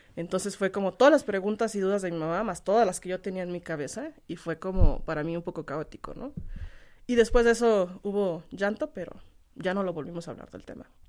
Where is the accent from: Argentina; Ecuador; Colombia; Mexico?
Mexico; Guanajuato; also born or lived in Canada / Turkey; Yo no soy de otro país, soy de Guanajuato